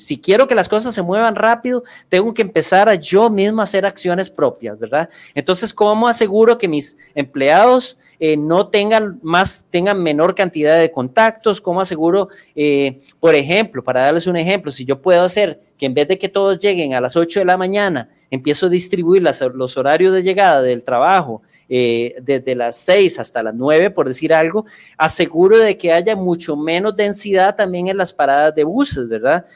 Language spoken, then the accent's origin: Spanish; Costa Rica